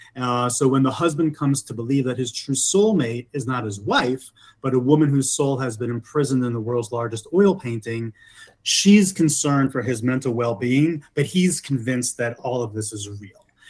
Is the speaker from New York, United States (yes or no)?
yes; New York, United States; moved away as an adult; also born or lived in Los Angeles, United States; now in Denver, United States; I'm originally from New York but I moved to Denver about three years ago by way of LA, where I lived for about 20 years.